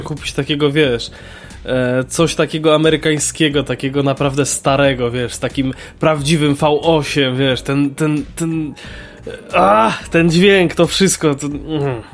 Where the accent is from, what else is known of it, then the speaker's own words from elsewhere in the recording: Kraków, Lesser Poland, Poland; ja mieszkam w, w, w, Krakowie właściwie w tym samym miejscu od urodzenia